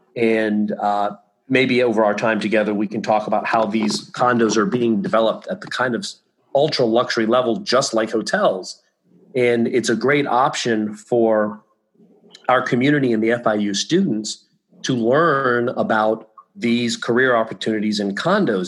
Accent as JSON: {"language": "English", "town": "Virginia Beach", "region": "Virginia", "country": "United States", "tie": "born or raised there", "also_born_or_lived": "Ithaca, New York / Beverly Hills, California", "moved": "as an adult", "lives_now": "Florida, United States", "said": "in Virginia Beach, my hometown"}